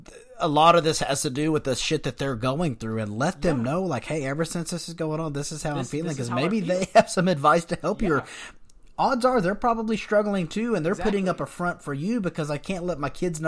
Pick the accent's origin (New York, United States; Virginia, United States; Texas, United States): Texas, United States; West; we're from West Texas, so we're really raised.